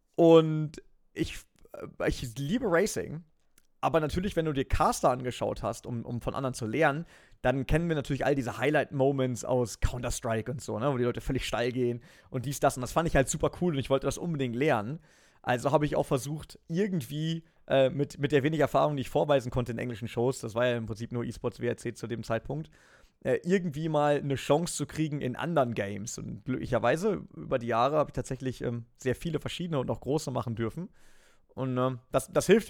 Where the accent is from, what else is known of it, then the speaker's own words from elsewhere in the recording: Germany; ich bin an der Grenze aufgewachsen